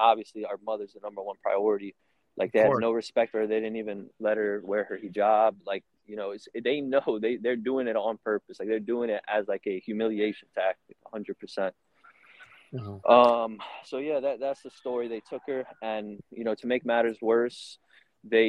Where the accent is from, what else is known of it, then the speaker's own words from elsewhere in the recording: New Orleans, Louisiana, United States; I'm from New Orleans. We're born and raised